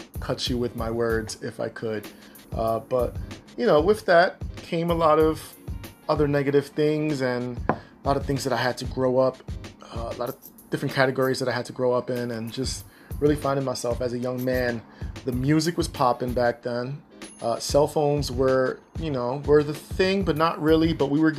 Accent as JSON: {"language": "English", "region": "Massachusetts", "country": "United States", "said": "here in my home state, Massachusetts"}